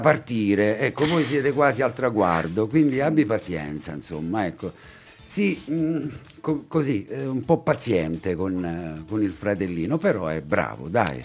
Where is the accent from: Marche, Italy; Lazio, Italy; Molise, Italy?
Marche, Italy; Ascoli Piceno; sono anche io di Ascoli